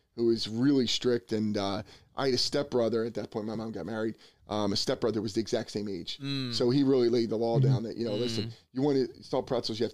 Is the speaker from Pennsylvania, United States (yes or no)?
yes; Bensalem, Pennsylvania, United States; now in New Jersey, United States; I grew up in Ben Salem